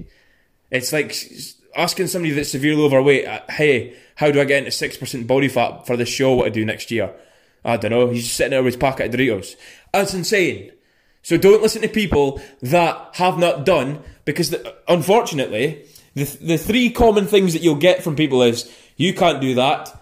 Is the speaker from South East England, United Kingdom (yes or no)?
no; Scotland, United Kingdom; when I say the G on the end, because I'm from Scotland. We just don't say